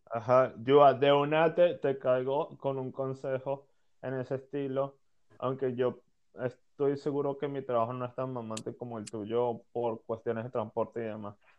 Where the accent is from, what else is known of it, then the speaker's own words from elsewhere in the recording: Venezuela; somos venezolanos los tres que estamos hablando